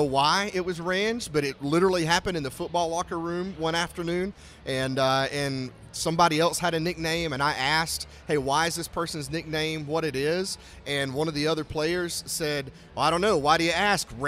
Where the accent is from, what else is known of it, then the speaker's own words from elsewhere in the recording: Gadsden, Alabama, United States; moved away as an adult; also born or lived in Birmingham, Alabama; I'm from Gadsden, Alabama, so about an hour north of Birmingham